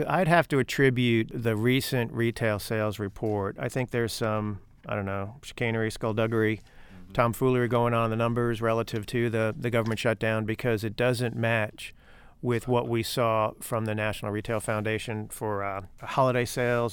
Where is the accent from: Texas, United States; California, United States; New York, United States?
New York, United States; New York City; now in Fort Mill, United States; I was born in the Bronx, so my affiliations lie accordingly.